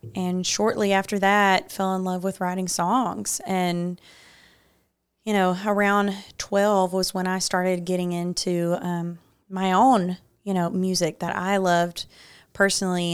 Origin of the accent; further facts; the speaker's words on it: Muscle Shoals, Alabama, United States; I grew up in Muscle Shoals, so that's five minutes from my house.